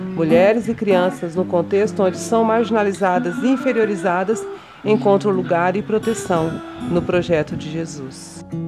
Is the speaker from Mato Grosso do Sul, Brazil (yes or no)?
yes; Mato Grosso do Sul, Brazil; also born or lived in São Paulo / Dourados; Nascida em São Paulo, por acaso, mas criada em criada, educada e e vivida em Mato Grosso do Sul